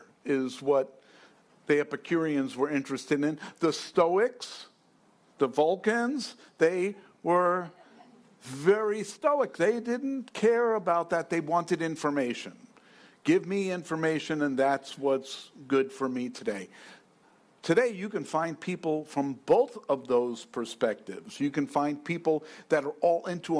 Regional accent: New York City, New York, United States; I'm from New York

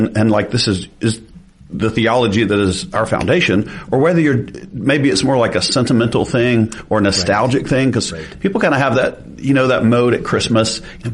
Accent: the South, United States; we're from the South

